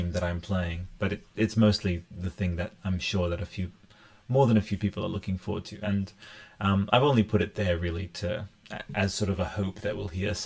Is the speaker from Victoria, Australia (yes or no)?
no; Newcastle, New South Wales, Australia; now in Canberra, Australia; I am from Canberra. Well, I was born in Newcastle, in here in here in Australia. And yeah, but I live in Canberra